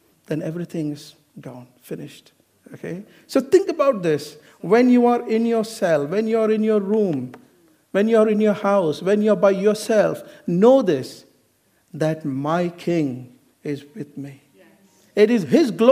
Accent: Kerala, India; now in United Kingdom; I'm not from Goa, I'm from Kerala.

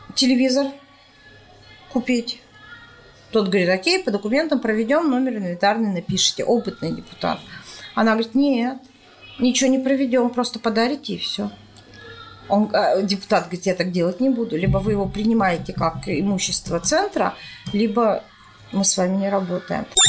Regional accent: Perm, Perm Krai, Russia; Мы говорим, из Перми

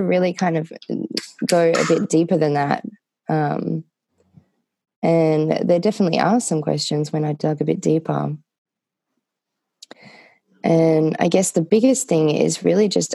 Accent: Australia; now in Nevada City, United States; I am Australian.

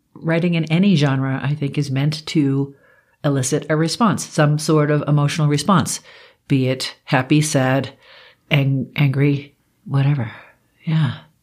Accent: East Coast, United States; now in Colorado, United States; I grew up on the East Coast

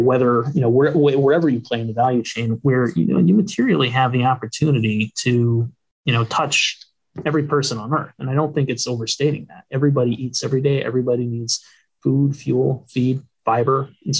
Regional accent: East Coast, United States; I'm from the East Coast. Like I grew up all up and down the East Coast where, you know, it's not a large, you know, traditional row crop, you know, production zone.

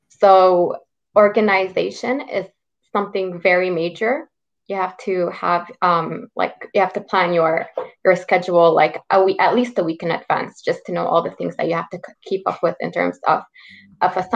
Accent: Quebec, Canada; born there; Well, I was born in Quebec, so um, people born in Quebec get like special rate in university.

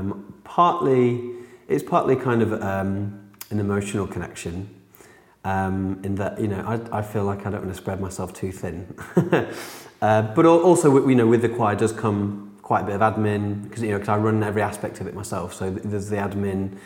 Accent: Yorkshire and the Humber, United Kingdom; I was born and brought up in Yorkshire

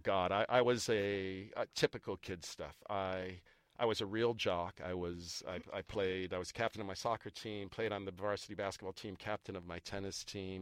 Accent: Belmont, Massachusetts, United States; I grew up in a suburb of Boston called Belmont

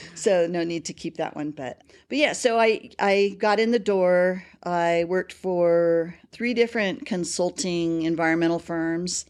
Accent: Bakersfield, California, United States; moved away as an adult; also born or lived in Casper, Wyoming; now in Colorado, United States; I grew up in Bakersfield, California.

